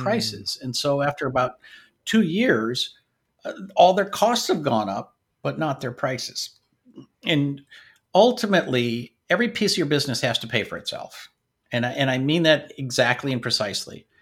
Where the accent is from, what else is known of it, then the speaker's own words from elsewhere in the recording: Washington, United States; also born or lived in North Dakota / Michigan; now in Sacramento, United States; we moved to Washington State